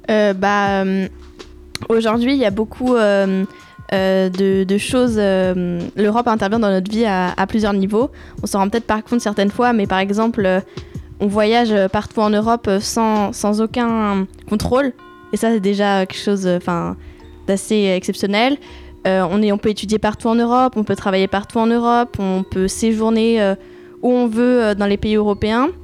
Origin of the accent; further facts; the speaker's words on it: France; je suis née en France, j'ai toute ma vie vécu sur le sol